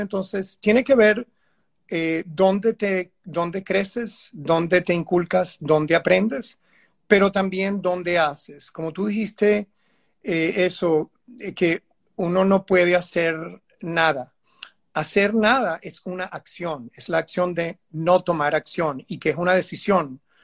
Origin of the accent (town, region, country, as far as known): Venezuela